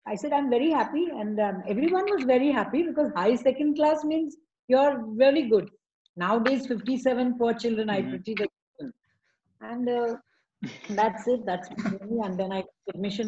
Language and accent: English; Pune, Maharashtra, India; also born or lived in Mumbai; So my grandmother took me to Pune. And Pune, I was, as I grew up, I was admitted in Convent of Jesus